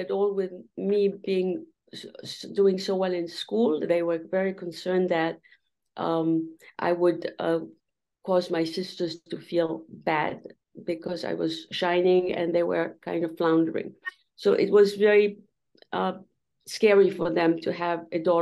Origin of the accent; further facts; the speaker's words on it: Cairo, Cairo Governorate, Egypt; also born or lived in Iraq; now in Connecticut, United States; I was born actually in Cairo, Egypt, and in 1943.